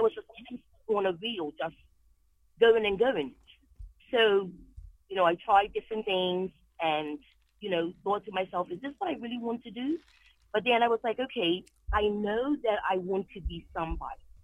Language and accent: English; Bermuda; moved away as an adult; now in New England, United States; I was born and raised in Bermuda